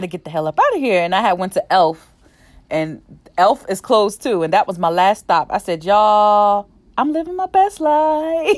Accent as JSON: {"language": "English", "region": "New Jersey", "country": "United States", "said": "I'm from New Jersey"}